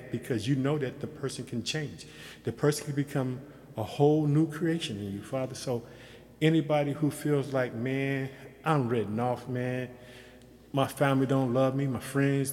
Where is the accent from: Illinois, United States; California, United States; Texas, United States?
Illinois, United States; Chicago; moved away as an adult; also born or lived in Yokosuka, Japan; I'm from Chicago